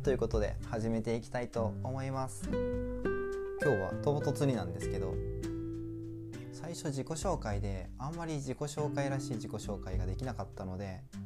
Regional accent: Aichi, Japan; now in Kyoto, Japan; もともと愛知県出身なんですよ。愛知県出身で、海に近いところに住んでました

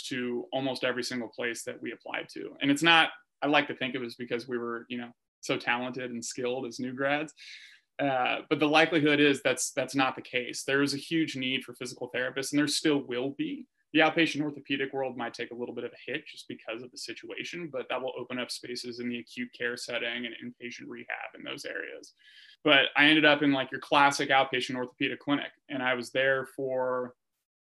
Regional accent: Northern California, United States; I'm from Northern California

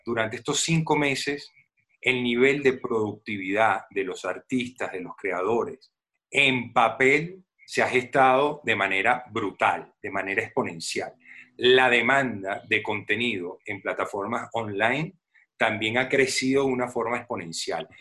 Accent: Venezuela; como venezolano

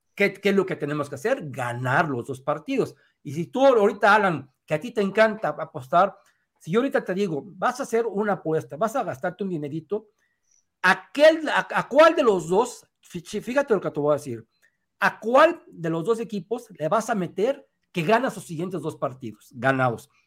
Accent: Mexico

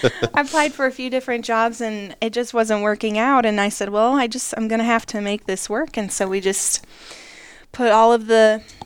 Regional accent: Rocky Mountains, United States; now in Appalachian Mountains, United States; I named it Two Peak Studios because we're from the Rocky Mountains, right?

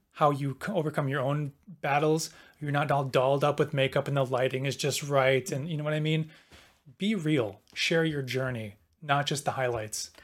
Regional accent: Milwaukee, Wisconsin, United States; moved away; I'm from Milwaukee

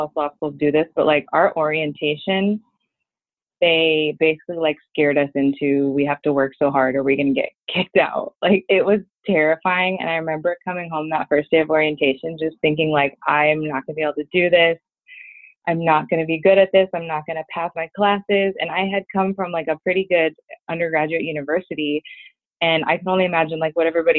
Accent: Los Angeles, California, United States; also born or lived in Philadelphia; I'm an attorney, born and raised in Los Angeles

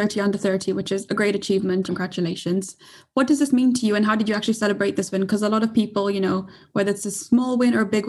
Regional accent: Kenya; moved away; I'm from Kenya

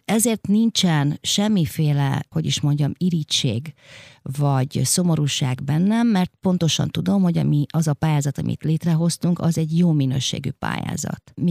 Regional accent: Romania; moved away as an adult; now in Hungary; Egy olyan országban nőttem föl, ahol nehéz volt az élet.

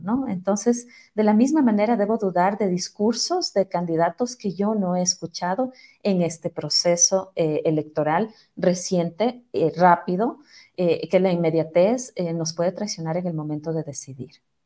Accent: Ecuador; como ecuatorianos, como ciudadanos

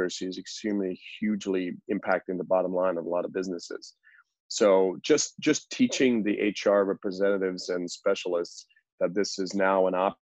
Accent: Croatia; moved away as an adult; also born or lived in West Virginia; I came from Croatia when I was 18 and came to college

